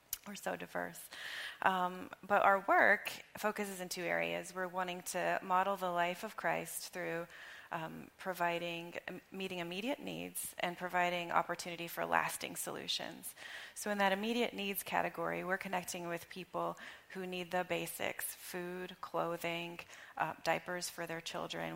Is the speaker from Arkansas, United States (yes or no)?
yes; Arkansas, United States; moved away as an adult; now in Chester, United States; I grew up in Arkansas. So I came here 16 years ago